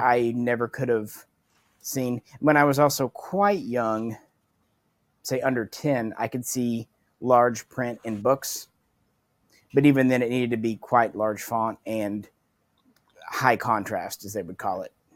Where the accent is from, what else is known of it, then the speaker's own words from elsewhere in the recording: Arkansas, United States; growing up in Arkansas